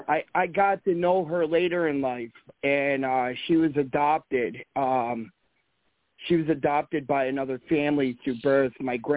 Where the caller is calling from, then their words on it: Vermont, United States; I'm calling from Vermont.